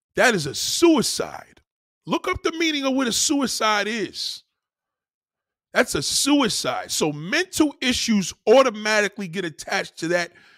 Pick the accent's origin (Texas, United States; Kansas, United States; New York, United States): New York, United States; as a New Yorker, I'm, I, I'm so much in pride of my, my, my state and my city